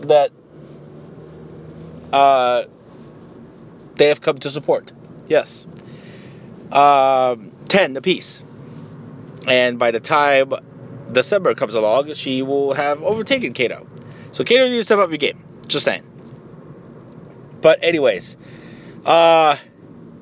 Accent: Tijuana, Baja California, Mexico; now in United States; I'm from Tijuana

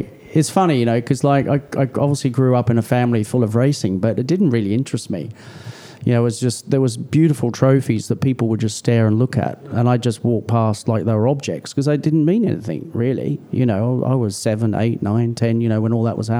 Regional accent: Australia; now in United Kingdom; I was born here. I was raised in Australia. I've spent more time here in the UK

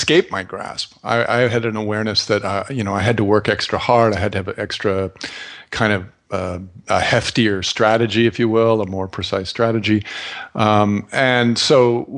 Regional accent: St. Cloud, Minnesota, United States; moved away; I grew up in St. Cloud, Minnesota

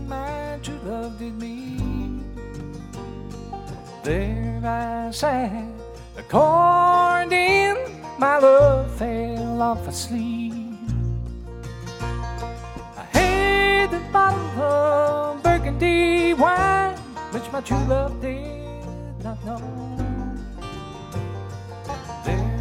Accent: Vincennes, Indiana, United States; my hometown for the first time in Vincennes, Indiana.

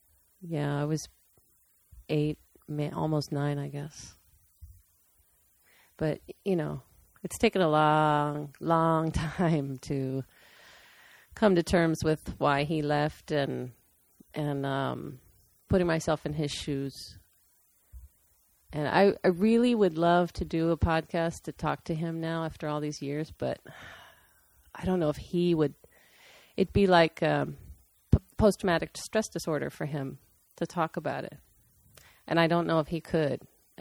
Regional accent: Ohio, United States; also born or lived in Aurora, Colorado; So my mom and dad, we moved to Colorado three times from Ohio because my dad was in construction and there were a lot of construction jobs back in the 70s and 80s in Colorado. And I lived in Aurora each time, which was a suburb of Denver.

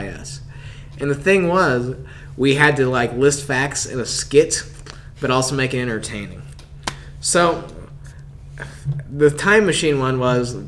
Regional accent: the South, United States; accent: Southern; apparently I have a Southern accent

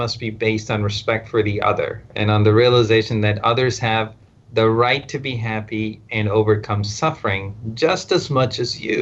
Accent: India; English is a second language; moved away as an adult; also born or lived in Stafford, Texas, United States / Southwest Virginia, United States; now in United States; Then I went back to India

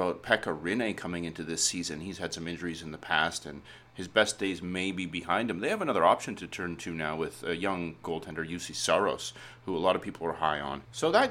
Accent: Winnipeg, Manitoba, Canada; born or raised there

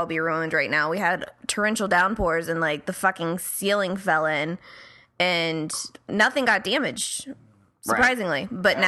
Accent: Marietta, Ohio, United States; now in Los Angeles, United States; we grew up in Marietta, Ohio, which is right on the Muskingum and Ohio Rivers

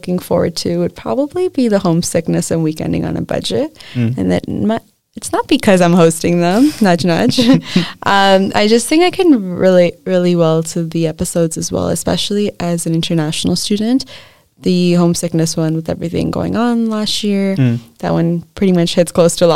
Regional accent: Ontario, Canada; moved away as an adult; I'm from Ontario, Canada, and I'm here as an international student studying dentistry

